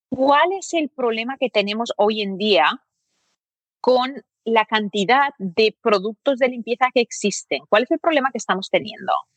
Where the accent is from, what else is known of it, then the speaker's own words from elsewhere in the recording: Barcelona, Catalonia, Spain; moved away; also born or lived in United States; donde yo me crié en Barcelona